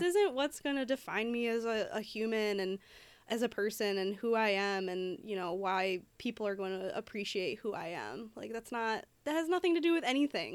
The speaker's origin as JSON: {"language": "English", "town": "Detroit", "region": "Michigan", "country": "United States", "said": "I am from Detroit"}